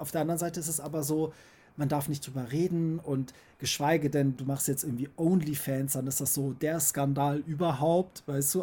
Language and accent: German; Germany; ich bin auch so aufgewachsen hier in Deutschland